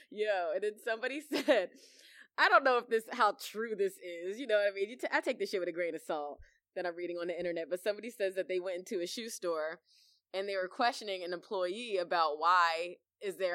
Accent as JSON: {"language": "English", "region": "Virginia", "country": "United States", "tie": "born or raised there", "said": "I grew up in Virginia. Not in that county, though."}